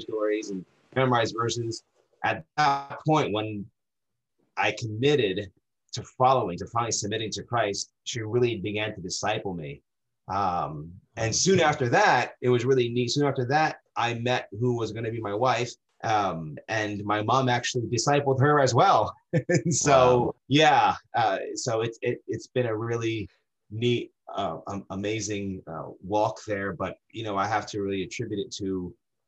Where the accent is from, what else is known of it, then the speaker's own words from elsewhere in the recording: New Jersey, United States; moved away as an adult; now in Dexter, Maine, United States; Born and raised in New Jersey. I lived there 34 years, 34 years